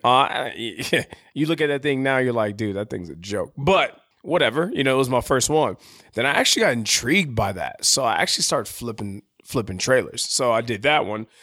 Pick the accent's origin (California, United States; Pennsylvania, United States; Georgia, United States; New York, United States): California, United States; San Diego; moved away; I call my hometown, San Diego